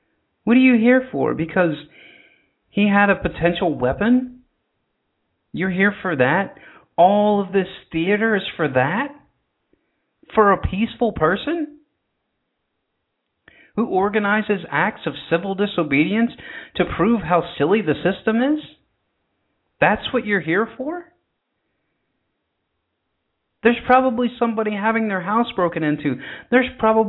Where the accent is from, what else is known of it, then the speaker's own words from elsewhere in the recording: the South, United States; accent: southern; you just did hear my southern accent come out right there